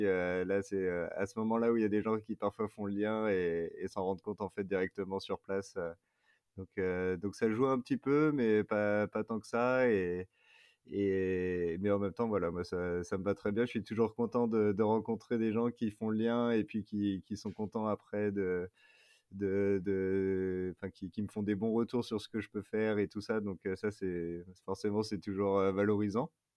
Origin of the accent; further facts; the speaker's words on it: Paris region, near Versailles, Île-de-France, France; moved away as an adult; also born or lived in Grenoble / Clermont-Ferrand; now in Fontainebleau, France; j'ai grandi en région parisienne, mais plus dans l'ouest euh, parisien, pas très loin de Versailles